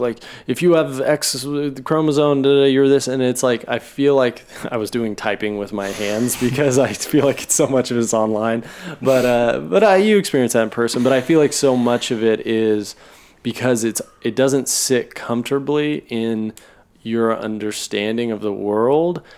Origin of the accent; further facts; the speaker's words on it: Oklahoma City, Oklahoma, United States; I grew up in Oklahoma City